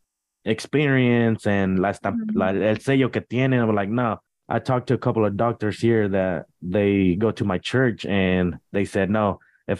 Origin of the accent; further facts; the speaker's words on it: Georgia, United States; I was raised in Georgia también, ¿verdad? Over there, yeah. On somewhere around Vidalia, Savannah area.